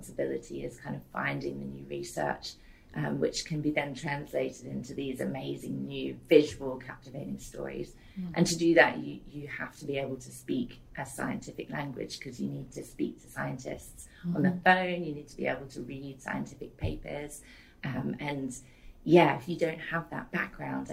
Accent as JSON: {"language": "English", "town": "Port Douglas", "region": "Queensland", "country": "Australia", "tie": "born or raised there", "also_born_or_lived": "Cyprus", "said": "the areas around where I grew up in Port Douglas"}